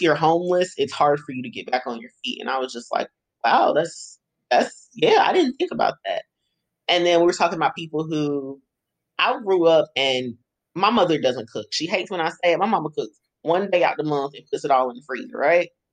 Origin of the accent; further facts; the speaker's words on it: Greensboro, North Carolina, United States; I am born and raised in Greensboro